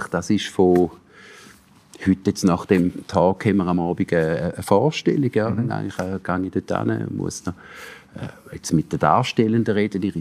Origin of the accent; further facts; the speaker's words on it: St. Gallen, Switzerland; Ich bin jetzt auch nicht mehr als St. Galler, ja.